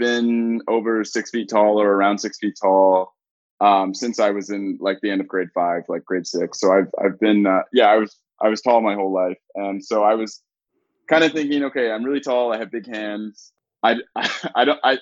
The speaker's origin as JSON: {"language": "English", "town": "Raleigh", "region": "North Carolina", "country": "United States", "tie": "born or raised there", "moved": "as an adult", "lives_now": "Toronto, Canada", "said": "I grew up in Raleigh, North Carolina"}